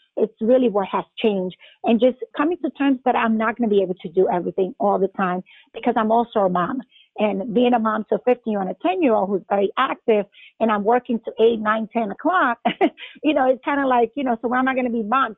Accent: New York, United States; moved away as an adult; now in Atlanta, United States; I'm originally from New York, practiced there a couple of years, then came here

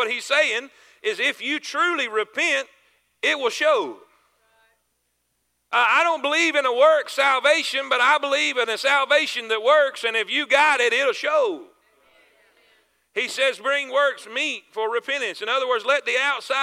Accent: near Cocoa Beach, South Florida, United States; I grew up in South Florida, not far from Cocoa Beach and Kennedy Space Center.

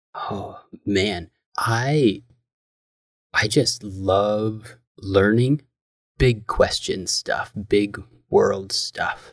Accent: Michigan, United States; moved away as an adult; also born or lived in Missouri; Planted in Michigan. I grew up in the house that my mom grew up in.

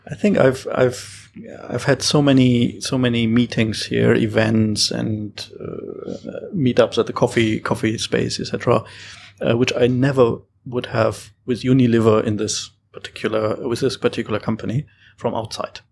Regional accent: Hamburg, Germany; moved away as an adult; now in Singapore; I'm originally from Hamburg

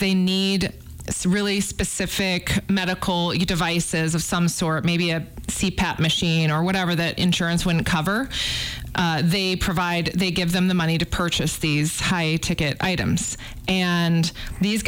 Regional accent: outside of Chicago, Illinois, United States; moved away; I grew up outside of Chicago

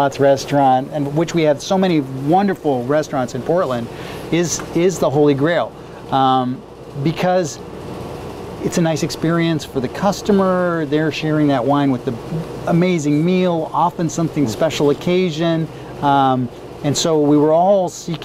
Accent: Italy; now in Oregon, United States; I grew up in Italy where people drank wine all the time

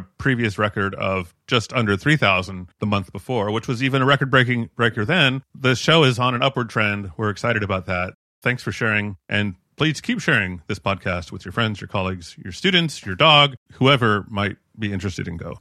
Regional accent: United States; as an American, I am culturally trained to ignore the country

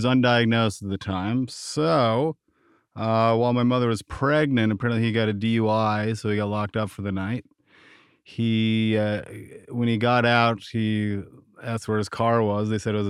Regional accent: New York, United States; also born or lived in Vermont; I was born in Vermont in 1986 to a single mother. My father was in prison, so he got out when I was a little bit older. So we stayed in Vermont for a couple of years and then moved to upstate New York

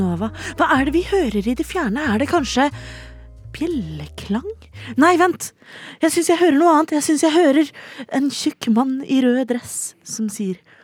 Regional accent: Oslo, Norway; Jeg er 29 enn så lenge. Eh, fra Oslo

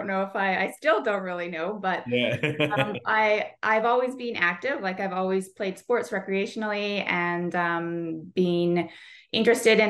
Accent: Kamloops, British Columbia, Canada; moved away as an adult; also born or lived in Vancouver Island; now in Victoria, Canada; I was born and raised in Kamloops. I've lived on the island for about 19 years now

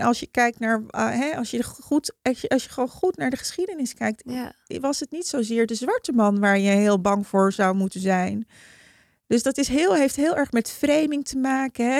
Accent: Heemstede, North Holland, Netherlands; also born or lived in Haarlem; ik kom uit Heemstede.

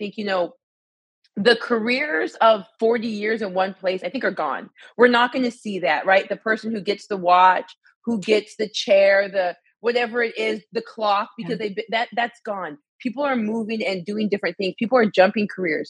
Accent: Arizona, United States; moved away as an adult; also born or lived in Alabama / Illinois; I'm from Arizona, so moved to Alabama for college

